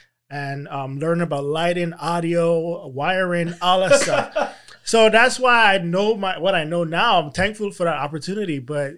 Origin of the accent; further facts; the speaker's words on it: U.S. Virgin Islands; Well, growing up in the Virgin Islands, I was in a calypso band, and so I, you know, I have that natural.